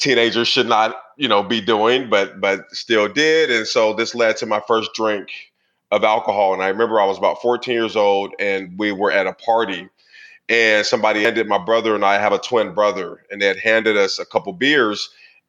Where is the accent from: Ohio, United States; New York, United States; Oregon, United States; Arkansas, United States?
Oregon, United States; Portland; I grew up in Portland, Oregon in the 80s